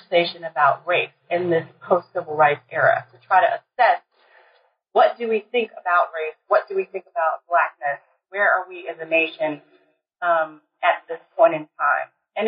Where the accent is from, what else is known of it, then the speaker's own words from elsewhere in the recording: College Park, Maryland, United States; Well, as you said … I'm originally from Maryland, College Park, Maryland.